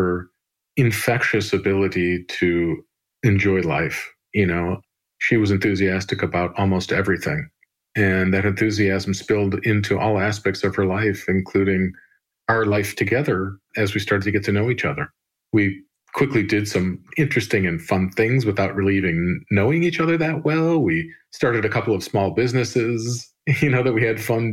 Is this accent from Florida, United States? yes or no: no; Chicago, Illinois, United States; I was born and raised here in Chicago